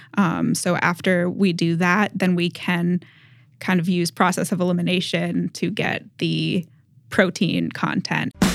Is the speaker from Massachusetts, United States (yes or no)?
yes; Massachusetts, United States; moved away; I grew up in New England. I'm from Massachusetts originally